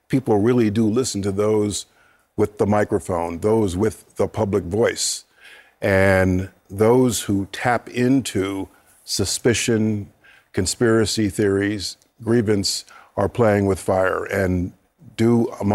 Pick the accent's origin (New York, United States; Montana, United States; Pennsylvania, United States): New York, United States; Wappingers Falls; I'm from Wappingers Falls, New York, and a graduate of Roy C. Ketchum High School